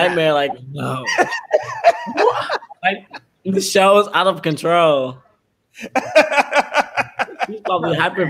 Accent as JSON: {"language": "English", "region": "New York", "country": "United States"}